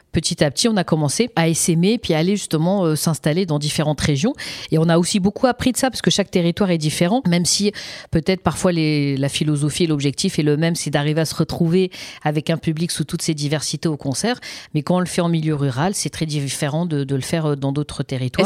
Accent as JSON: {"language": "French", "area": "Seine-Saint-Denis", "region": "Île-de-France", "country": "France", "tie": "born or raised there", "also_born_or_lived": "Paris", "said": "moi j'ai grandi en Seine-Saint-Denis"}